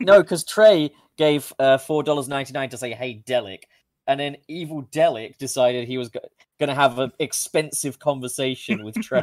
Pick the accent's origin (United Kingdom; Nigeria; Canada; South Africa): United Kingdom; I'm British